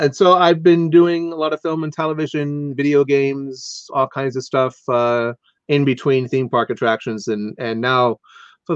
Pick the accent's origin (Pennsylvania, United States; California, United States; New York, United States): California, United States; Anaheim; I grew up in Anaheim, close to Disneyland